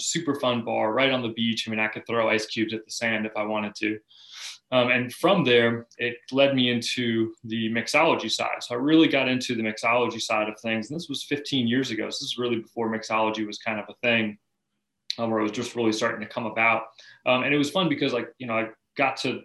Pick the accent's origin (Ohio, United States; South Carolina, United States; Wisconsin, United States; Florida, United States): South Carolina, United States; Charleston; I grew up here in Charleston, South Carolina. You know, grew up on Isle of Palms